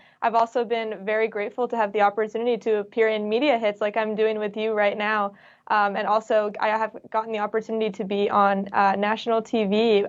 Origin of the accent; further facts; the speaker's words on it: Bay Area, Northern California, United States; also born or lived in San Diego; I'm actually from the Bay Area, so Northern California.